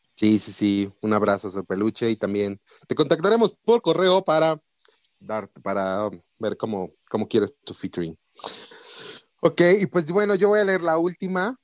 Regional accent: Mexico; nosotros como mexicanos

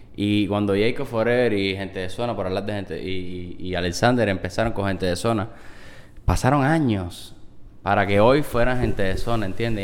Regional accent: Cuba; los cubano cubanos tenemos que, que, ayudarnos muchísimo más

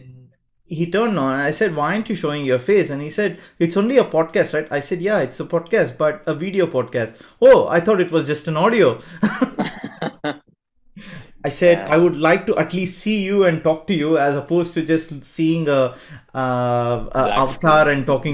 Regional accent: Bangalore, Karnataka, India; I'm from Bangalore too

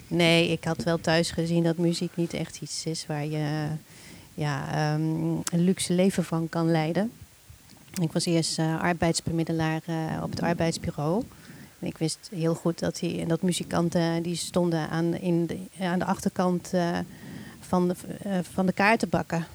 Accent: Nijmegen, Gelderland, Netherlands; moved away as an adult; also born or lived in Hilversum / Amsterdam; Ik ben geboren en getogen in Nijmegen

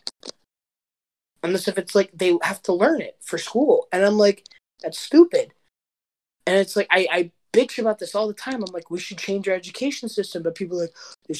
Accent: United States; being an American

